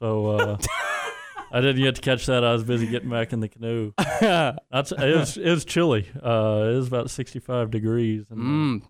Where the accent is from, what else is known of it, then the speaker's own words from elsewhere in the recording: Greenville, Texas, United States; moved away as an adult; now in Waco, United States; I'm from Greenville, Texas.